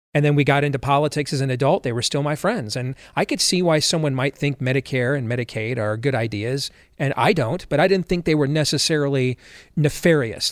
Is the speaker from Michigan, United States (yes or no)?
yes; Michigan, United States; I grew up in Michigan.